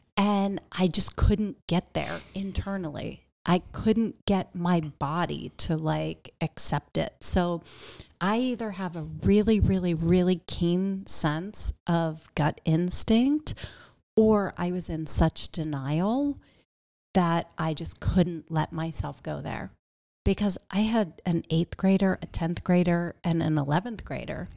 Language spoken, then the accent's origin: English; Pittsburgh, Pennsylvania, United States; also born or lived in Miami, Florida; now in Phoenix, United States; I came from a medium-sized town, so I grew up outside of Pittsburgh